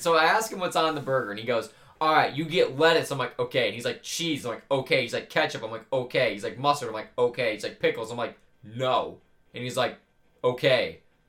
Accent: Detroit, Michigan, United States; moved away; I'm from Detroit

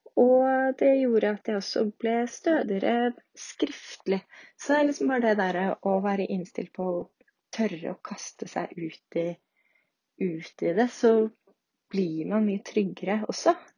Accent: Norway; moved away as an adult; also born or lived in United States; jeg er jo norsk

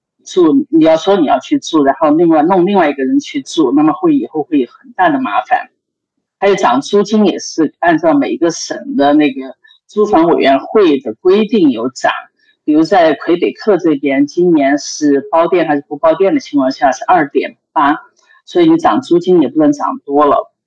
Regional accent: Canada; 但是我作为一个加拿大人，我在美国的股市产生的 dividend，呃，我是要交税的

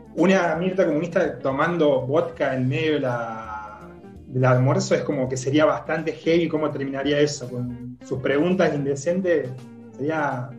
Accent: Córdoba, Argentina; accent: cordobés; now in Lima, Buenos Aires Province, Argentina; soy cordobés, entonces por ahí se escucha un medio cambio de tonada

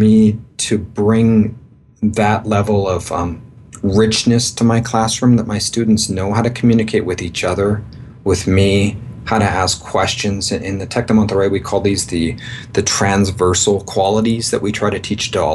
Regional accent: Victoria, British Columbia, Canada; moved away as an adult; also born or lived in east coast of Canada / Seattle, United States; now in Mexico; So I'm a Canadian. I grew up in Victoria, British Columbia, born and pretty well raised all my life there.

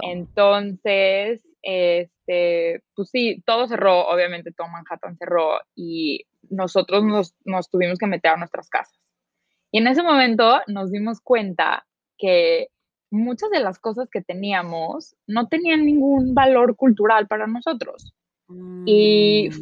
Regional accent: Mexico City, Mexico; moved away as an adult; also born or lived in New York, United States; soy originalmente de la Ciudad de México

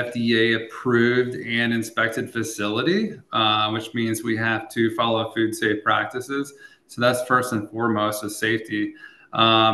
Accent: Eldon, Missouri, United States; my hometown of Eldon, Missouri

